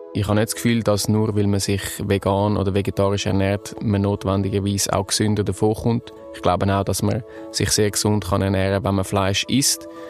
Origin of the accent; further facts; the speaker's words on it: Zurich, Switzerland; ich bin 28, geboren und aufgewachsen in Zürich